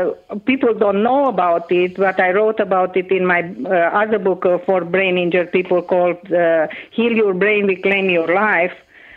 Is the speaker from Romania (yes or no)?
yes; Romania; first language Hungarian; English is a second language; So, and my first language actually is Hungarian. I learned Romanian when I was 5.